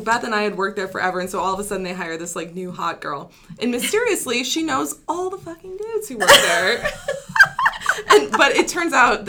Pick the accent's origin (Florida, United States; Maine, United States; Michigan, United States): Michigan, United States; Troy; now in Utah, United States; oh, you're from Michigan, like, whereabouts? And I'm like, from Detroit, because I'm not going to tell them what random suburb I'm from.